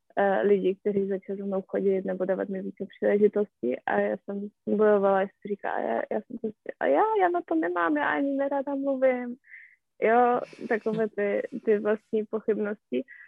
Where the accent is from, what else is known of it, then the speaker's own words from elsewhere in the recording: Poland; Czech is a second language; moved away; já jsem Polka